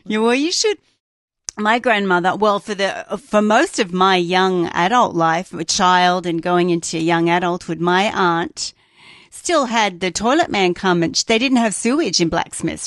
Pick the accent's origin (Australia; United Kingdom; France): Australia; moved away; I grew up in Australia